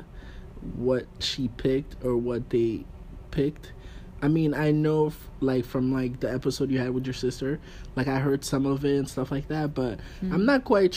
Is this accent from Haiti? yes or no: yes; Haiti; accent: Haitian; I'm Haitian. My accent come out sometimes